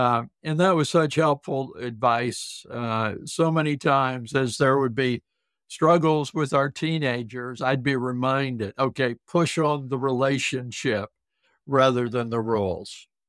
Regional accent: South Dakota, United States; Oh, Judy, I love to share with people I grew up in the Deep South, the southern part of South Dakota.

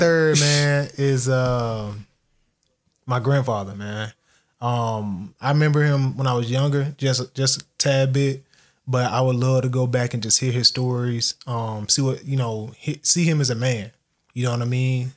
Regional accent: United States; We Americans

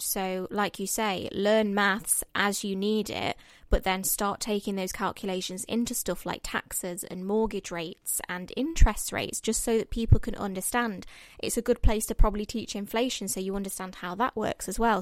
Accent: Mansfield, East Midlands, United Kingdom; moved away as an adult; now in London, United Kingdom; Mansfield. It's my hometown

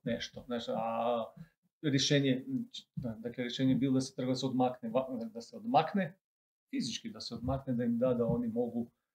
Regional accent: Croatia; kod nas u Hrvatskoj

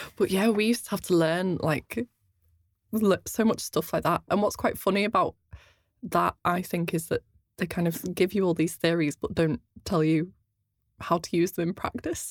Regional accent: outside Liverpool, North West England, United Kingdom; accent: quite a strange accent; I grew up half an hour outside of Liverpool and then moved into the city centre for about ten years

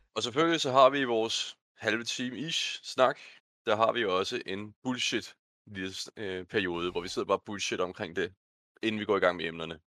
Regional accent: Bornholm, Capital Region of Denmark, Denmark; now in Jutland, Denmark; Jeg er Bornholmer, der er faret vild

